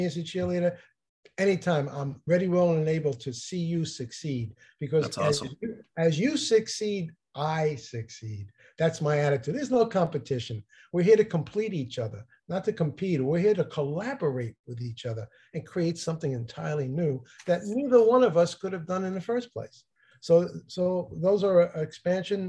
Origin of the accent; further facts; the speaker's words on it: New Jersey, United States; I'm from New Jersey